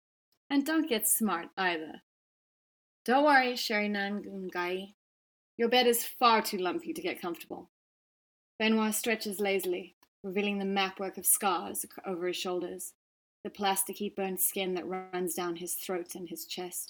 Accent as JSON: {"language": "English", "town": "Johannesburg", "region": "Gauteng", "country": "South Africa", "tie": "born or raised there", "moved": "as an adult", "lives_now": "Cape Town, South Africa", "said": "Cape Town's obviously where I've lived for the last 20 years, although I grew up in Johannesburg"}